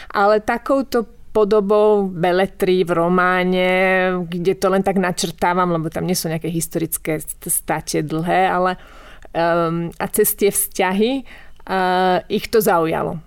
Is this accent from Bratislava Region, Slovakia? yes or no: yes; Bratislava, Bratislava Region, Slovakia; moved away as an adult; also born or lived in Pezinok, Slovakia / Verona, Italy; now in Italy; ja som vyrastala prvé roky v Pezinku a potom sme sa presťahovali do Bratislavy v Karlovej vsi